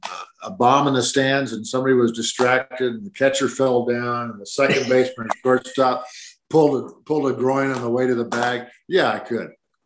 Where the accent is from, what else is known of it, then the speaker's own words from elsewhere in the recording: Iowa, United States; born there; moved away; also born or lived in San Diego; And I was born in Iowa, moved to San Diego like John Wayne.